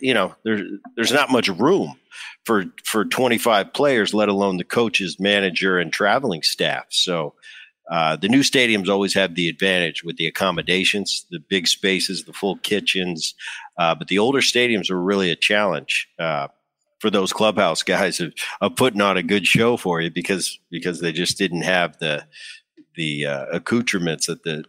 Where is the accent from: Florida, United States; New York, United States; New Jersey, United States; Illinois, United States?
New Jersey, United States; also born or lived in Southern California; I grew up in Jersey as a kid. You know, I've lived, but I'm kind of a Southern Cal guy now.